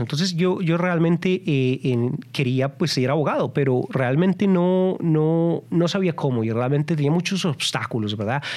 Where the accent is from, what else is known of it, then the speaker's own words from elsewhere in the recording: Colombia; moved away as an adult; also born or lived in Texas, United States; now in United States; yo vine de Colombia yo soy colombiano emigrante colombiano y yo llegué muy joven